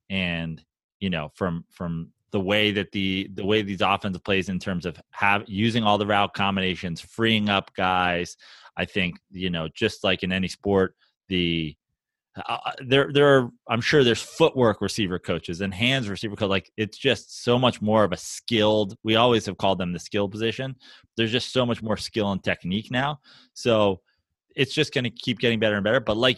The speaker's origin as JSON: {"language": "English", "country": "Canada", "said": "Yeah, no, I'm Canadian. It's fine."}